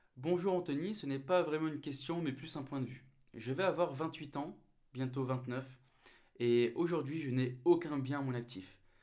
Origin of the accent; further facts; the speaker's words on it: the Nord, Hauts-de-France, France; moved away; je remonte chez moi dans le Nord, d'où je suis originaire